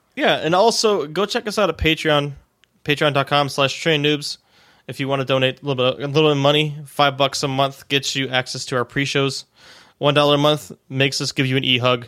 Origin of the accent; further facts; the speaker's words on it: Cleveland, Ohio, United States; now in Pittsburgh, United States; I'm originally from Cleveland